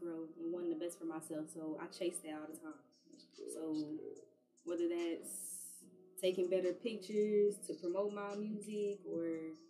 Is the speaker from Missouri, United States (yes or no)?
yes; Kansas City, Missouri, United States; also born or lived in New Orleans; now in Texas, United States; I'm originally from Kansas City, Missouri. After that, I moved to New Orleans, and then I ended up in Texas. I graduated high school out here.